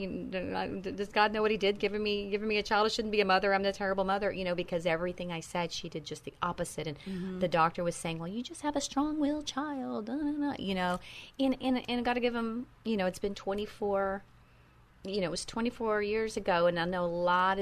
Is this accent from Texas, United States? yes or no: yes; Texas, United States; moved away; I am a Texas girl. I was born and raised in Texas.